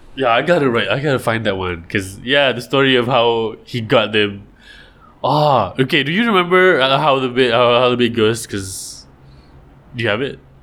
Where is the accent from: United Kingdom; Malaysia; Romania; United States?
Malaysia; I'm Malaysian and we have so much water